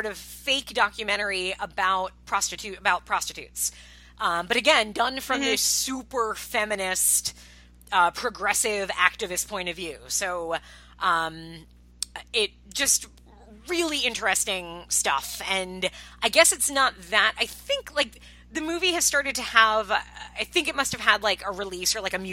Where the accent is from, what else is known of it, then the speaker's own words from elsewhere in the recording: Long Island, New York, United States; a few towns away from where I grew up in Long Island